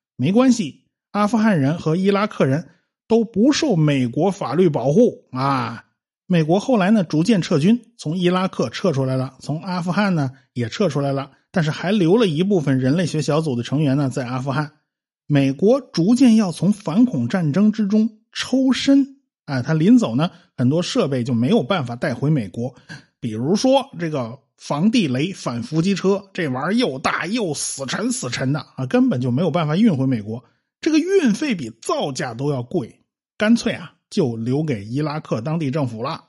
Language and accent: Chinese; China; 我们中国人都懂啊